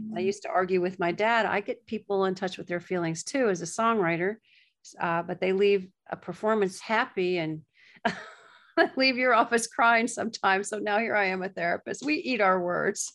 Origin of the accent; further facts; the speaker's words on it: Gulf Coast of Florida, United States; moved away as an adult; also born or lived in Nashville / New York; now in Florida, United States; I was raised on the Gulf Coast of Florida